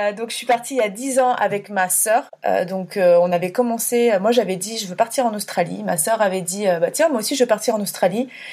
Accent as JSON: {"language": "French", "area": "Burgundy", "region": "Bourgogne-Franche-Comté", "country": "France", "tie": "born or raised there", "also_born_or_lived": "Paris region", "moved": "as an adult", "said": "je suis née en région parisienne, j'ai grandi euh, à la campagne en Bourgogne et je suis revenue à Paris quand j'avais à peu près 18 ans"}